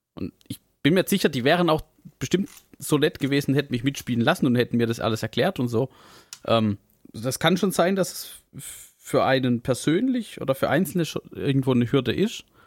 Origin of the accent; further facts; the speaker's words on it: Southern Germany, Germany; accent: southern German dialect; an unserem Dialekt, bei manchen mehr, bei manchen weniger, äh, hört man, dass, dass wir ja alle irgendwie so aus der Richtung, äh, also so süddeutsche Ecke.